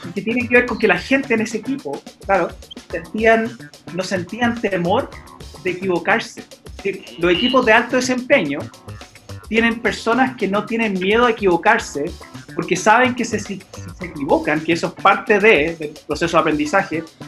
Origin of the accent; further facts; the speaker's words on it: United States; moved away; como me crié en los Estados Unidos también yo ahí jugué básquet.